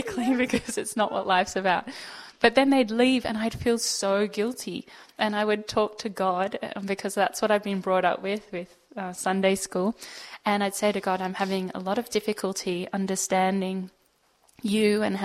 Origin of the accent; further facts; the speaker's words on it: Sydney, New South Wales, Australia; I was born in Sydney, in Pymble